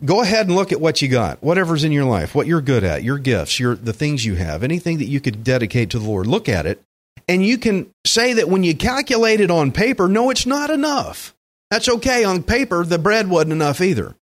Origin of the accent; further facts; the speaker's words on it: Alvin, Texas, United States; I grew up in Alvin